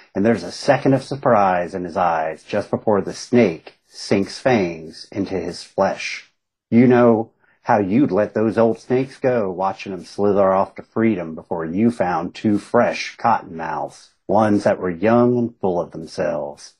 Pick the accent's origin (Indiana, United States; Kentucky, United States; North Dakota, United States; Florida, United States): Kentucky, United States; Southern West Virginia, Eastern; I grew up in Eastern Kentucky, Southern West Virginia